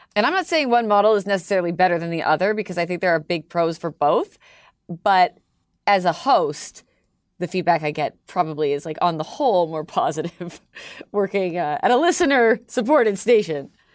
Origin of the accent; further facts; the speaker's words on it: Toronto, Ontario, Canada; accent: Canadian; moved away as an adult; now in Philadelphia, United States; I'm Canadian, I'm the Canadian one